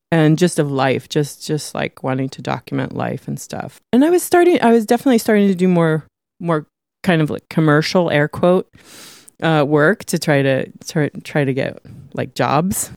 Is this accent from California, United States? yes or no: yes; San Francisco, Grass Valley, California, United States; I was born in San Francisco, one of the f, five people that were ever born in San Francisco.